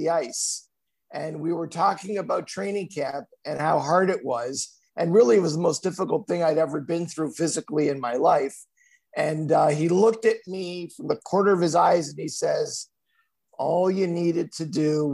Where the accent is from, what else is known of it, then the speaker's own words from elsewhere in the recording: Laval, Quebec, Canada; moved away as an adult; also born or lived in Montreal / Illinois / Los Angeles; I was born and raised in Chamonix-Laval